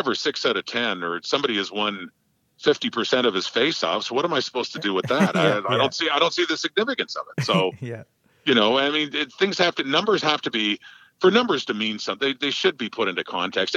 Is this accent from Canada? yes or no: yes; Ottawa, Ontario, Canada; as a fan growing up in Ottawa